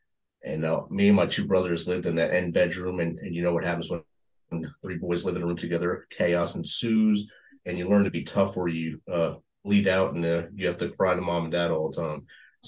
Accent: Jersey City, New Jersey, United States; I was born and raised in Jersey City, New Jersey.

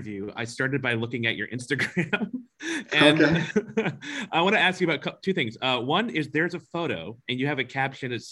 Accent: United States; also born or lived in New York; as an American

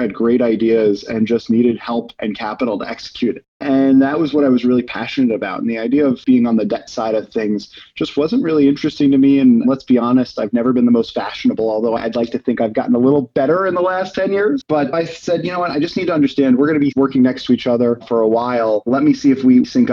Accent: New York, United States; also born or lived in Boston; I grew up here in New York

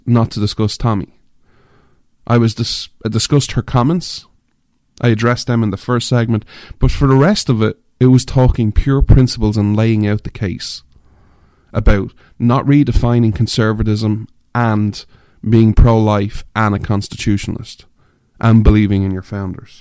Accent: Ireland; moved away; I'm an Irishman, I grew up in Ireland, I'm an outsider

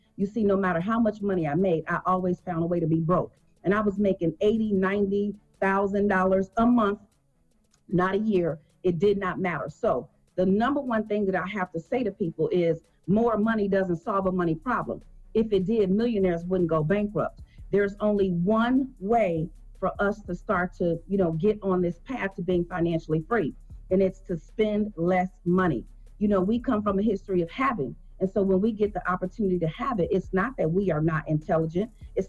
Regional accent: Chicago, Illinois, United States; I was born and raised in Chicago.

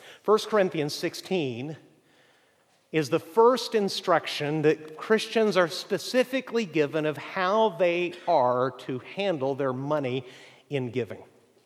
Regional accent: Chihuahua, Mexico; Where I grew up in Mexico, about an hour away, is prime apple-growing country. And the first and best apples I'd ever seen in my life came out of Chihuahua, Mexico.

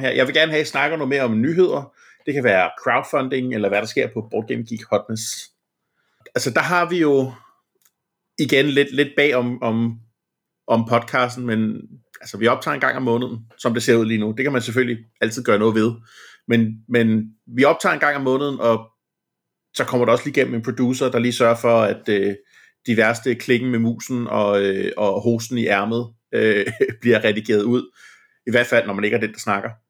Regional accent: Denmark; omvendt, så er vi danskere

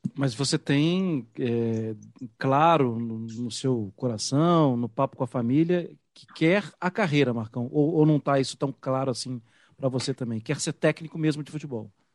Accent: Minas Gerais, Brazil; Eu, que sou mineiro

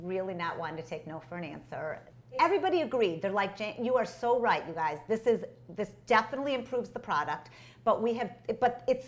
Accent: Detroit, Michigan, United States; now in New York, United States; I'm from Detroit. My parents lived in Detroit

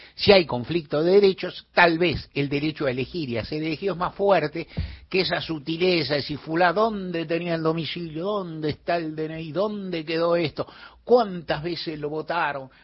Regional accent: Buenos Aires, Argentina; en esta ciudad bendita donde yo nací, vivo y adoro

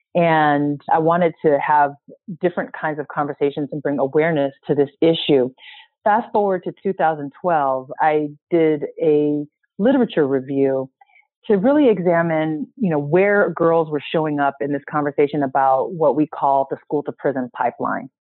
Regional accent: San Francisco, California, United States; I'm from San Francisco and grew up in a family and community that was always very concerned about civil rights

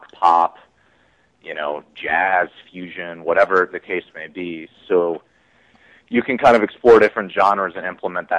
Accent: Cincinnati, Ohio, United States; we're all from Cincinnati, Ohio

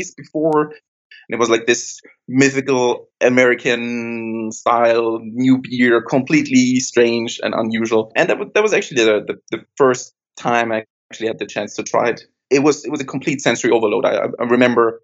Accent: Linz, Upper Austria, Austria; moved away as an adult; now in Berlin, Germany; from Austria. I've lived in Linz by the River Danube, if anybody knows that, for roughly 23 years. And then 9 years ago, I moved to Berlin for job reasons, met my wife here, now living here

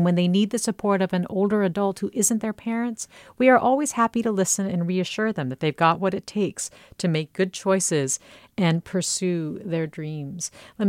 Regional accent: Texas, United States; me, who is Mexican-American and born and raised in Texas.

